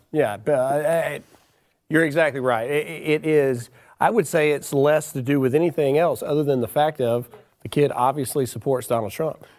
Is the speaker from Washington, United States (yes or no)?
no; Mississippi, United States; I'm from Mississippi.